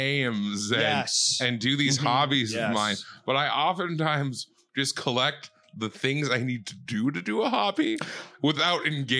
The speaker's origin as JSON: {"language": "English", "region": "Midwest", "country": "United States", "said": "I'm from the Midwest."}